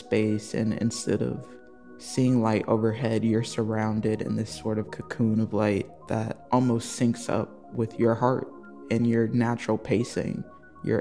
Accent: South Bend, Indiana, United States; also born or lived in Austin, Texas; now in Chicago, United States; I'm originally from South Bend, Indiana

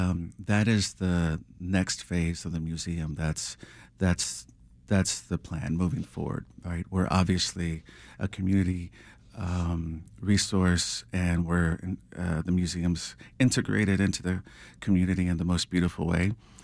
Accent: Texas, United States; growing up in South Texas, I grew up in a small town, and we weren't really surrounded by a lot of art

